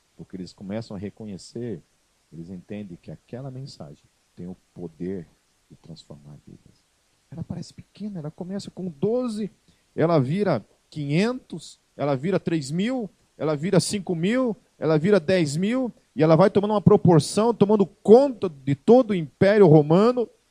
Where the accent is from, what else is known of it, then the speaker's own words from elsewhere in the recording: Brazil; nós somos brasileiros